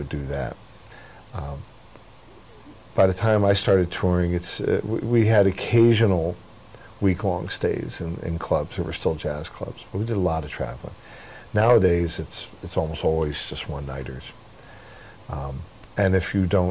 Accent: near Atlantic City, New Jersey, United States; I grew up near Atlantic City, New Jersey

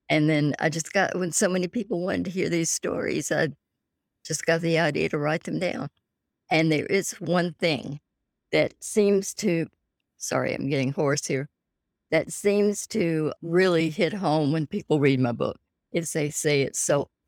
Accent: Pensacola, Florida, United States; also born or lived in Alabama; No, I grew up in South Alabama and Northwest Florida in the Panhandle mm-hmm. in Pensacola. My dad was a Methodist preacher and we moved a lot.

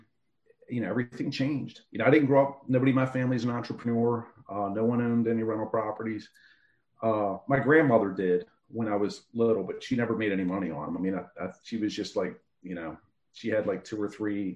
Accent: Baltimore, Maryland, United States; Hamden, which is where I grew up at in Baltimore City

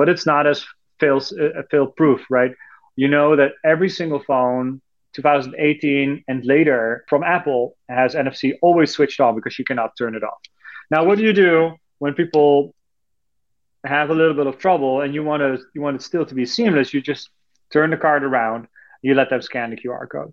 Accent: Netherlands; moved away; I'm from Europe, originally from the Netherlands

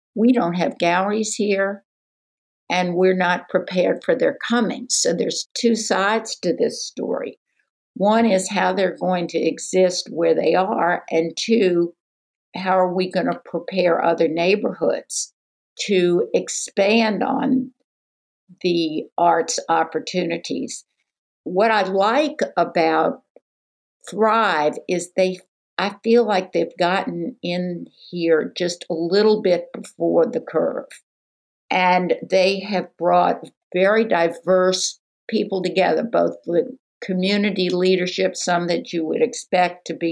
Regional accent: New Orleans, Louisiana, United States; moved away; I hail from New Orleans, and I've been involved in arts and tourism for a long, long time

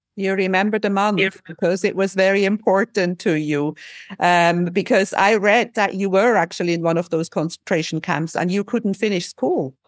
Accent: Switzerland; I'm from Switzerland

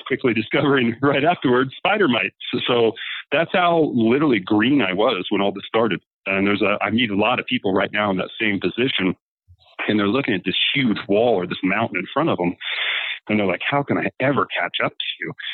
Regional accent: Indiana, United States; moved away as an adult; now in Colorado, United States; growing up in Indiana, and I was a farmer

